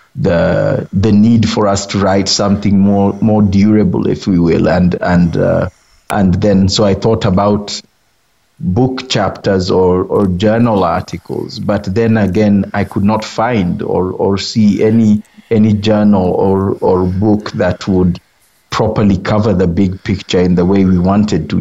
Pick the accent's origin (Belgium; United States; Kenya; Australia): Kenya; I'm a Kenyan conservationist